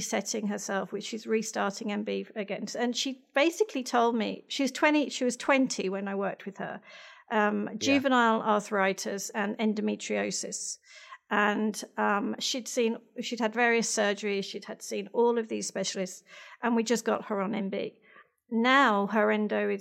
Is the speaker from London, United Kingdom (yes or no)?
no; near Birmingham, West Midlands, United Kingdom; now in Australia; I was born in England. I've got one older sister. So I'm the youngest of two. So near Birmingham, right in the middle, right slap bang in the middle